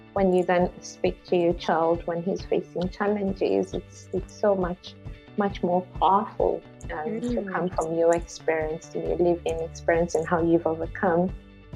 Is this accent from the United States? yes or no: no; Kenya; moved away; I grew up in Kenya, in Africa